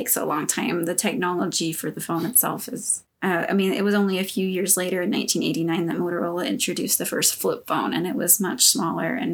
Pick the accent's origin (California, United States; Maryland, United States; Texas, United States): Texas, United States; Southeast; moved away as an adult; now in Utah, United States; I grew up in Southeast Texas